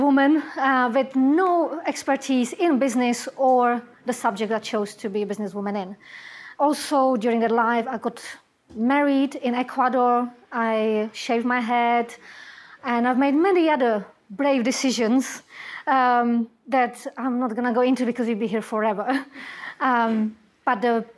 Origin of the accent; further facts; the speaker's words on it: Czechia; English is a second language; moved away as an adult; I come from Czech Republic, and before I came to this country